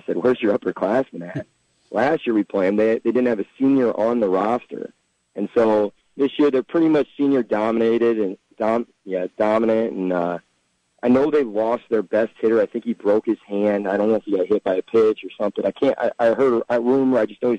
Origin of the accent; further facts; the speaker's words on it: Carroll, Iowa, United States; moved away; I'm from Carroll Kemper